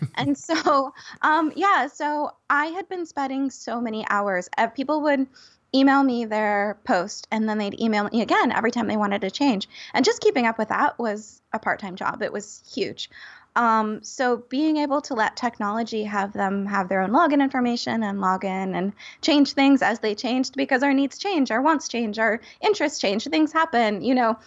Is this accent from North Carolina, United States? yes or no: no; California, United States; as a Californian